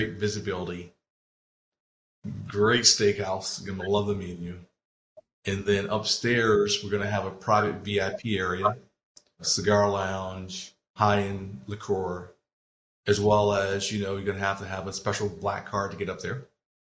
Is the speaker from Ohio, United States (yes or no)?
no; Baltimore, Maryland, United States; I'm a guy from Baltimore City